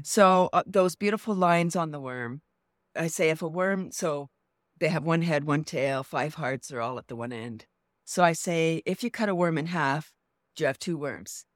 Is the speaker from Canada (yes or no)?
yes; Toronto, Ontario, Canada; Born in Toronto and Yeah, so I'm from the large city